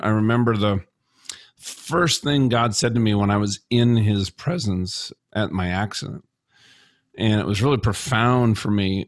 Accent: Minnesota, United States; I'm from Minnesota. I say you guys

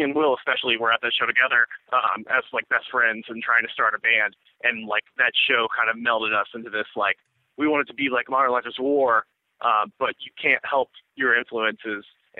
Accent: Louisville, Kentucky, United States; Louisville. I grew up in the suburbs in Louisville.

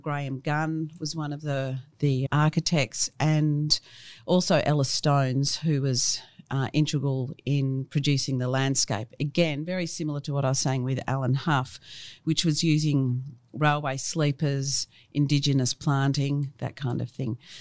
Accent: Melbourne, Victoria, Australia; I grew up in Brighton, in Melbourne, and funnily enough, my family had been there since the eighteen fifties.

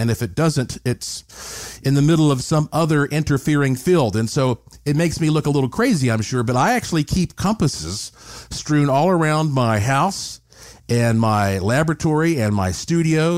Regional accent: Asheville, North Carolina, United States; I grew up in Asheville, North Carolina, the heart of the extremely haunted Blue Ridge Mountains

